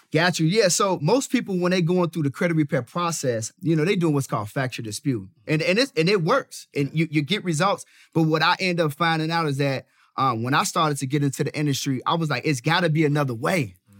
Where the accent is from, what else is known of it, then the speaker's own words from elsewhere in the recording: Chicago, Illinois, United States; Born and raised in the south side of Chicago